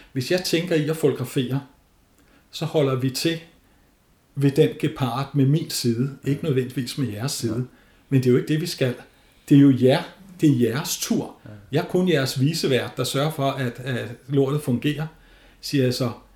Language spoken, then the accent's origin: Danish; North Zealand, Capital Region of Denmark, Denmark; Nordsjælland, hvor jeg kommer fra